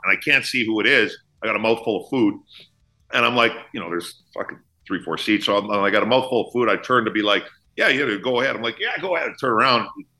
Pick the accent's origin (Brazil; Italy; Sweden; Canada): Canada; outside of Edmonton, Alberta; I grew up outside of Edmonton, you know, in the 80s.